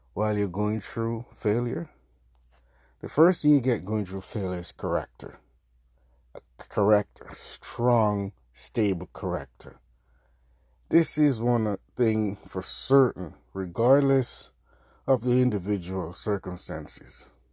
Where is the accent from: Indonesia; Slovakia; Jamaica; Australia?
Jamaica; I'm Jamaican